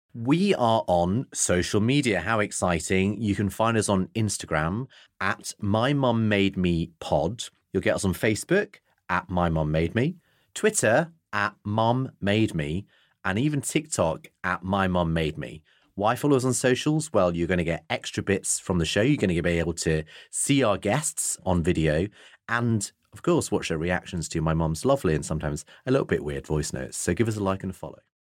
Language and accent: English; Bradford, Yorkshire and the Humber, United Kingdom; now in London, United Kingdom; I live in London now, but I grew up in Yorkshire.